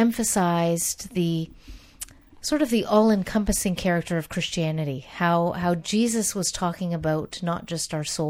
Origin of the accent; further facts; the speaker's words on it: Canada; I grew up in the Dutch Reformed tradition in Canada, Calvinist tradition